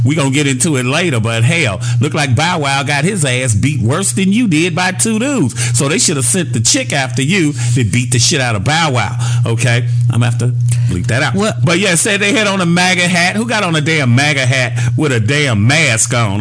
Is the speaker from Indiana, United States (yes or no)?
yes; Gary, Indiana, United States; I'm from Gary, Indiana, 25 minutes from downtown Chicago